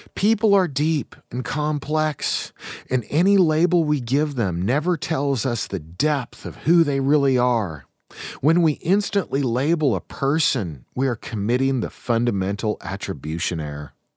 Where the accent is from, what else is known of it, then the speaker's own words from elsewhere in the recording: Eastern Washington, United States; I come from Eastern Washington.